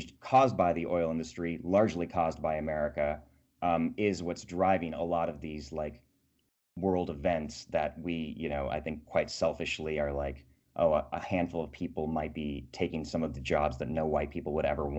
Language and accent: English; Bakersfield, California, United States; my hometown of Bakersfield, California